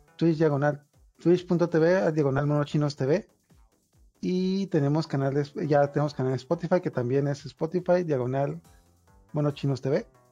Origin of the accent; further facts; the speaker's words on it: Mexico; now in Tijuana, Mexico; aquí todos somos de México